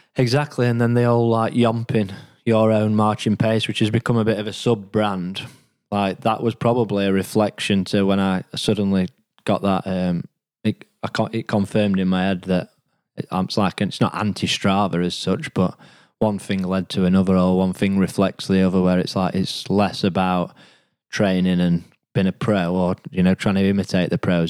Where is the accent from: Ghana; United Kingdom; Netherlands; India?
United Kingdom; Rotherham, Yorkshire and the Humber; I'm from Rotherham originally, so that's what I would describe as been my home